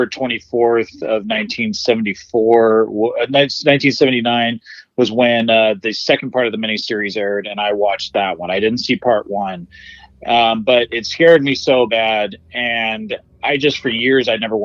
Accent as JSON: {"language": "English", "town": "Pinole", "region": "California", "country": "United States", "tie": "born or raised there", "also_born_or_lived": "Richmond, California", "lives_now": "Concord, United States", "said": "I'm in Pinole right now. I'm at my mom's house because I was helping her with stuff. But I was born in Richmond, grew up in Pinole, and I live in Concord now."}